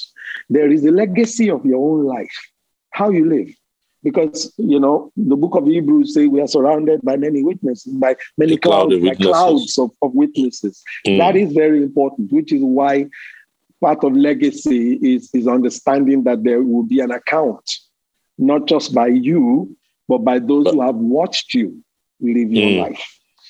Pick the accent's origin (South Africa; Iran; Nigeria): Nigeria; born there; My parents were not rich. I was born in Nigeria